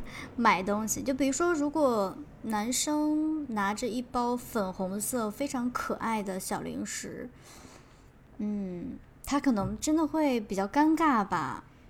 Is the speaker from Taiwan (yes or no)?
no; Xi'an, Shaanxi, China; moved away as an adult; also born or lived in Nanning; 我家乡的人会，真的是会比较豪爽一些，或者更朴实一啊些